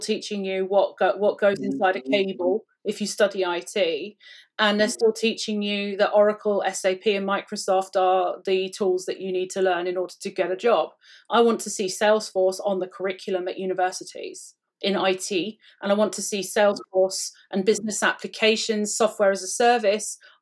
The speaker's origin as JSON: {"language": "English", "country": "United Kingdom", "said": "I'm British."}